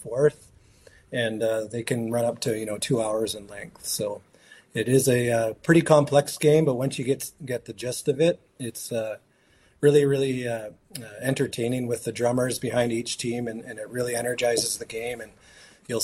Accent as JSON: {"language": "English", "town": "Fort Nelson", "region": "British Columbia", "country": "Canada", "tie": "born or raised there", "said": "growing up in Fort Nelson in our community"}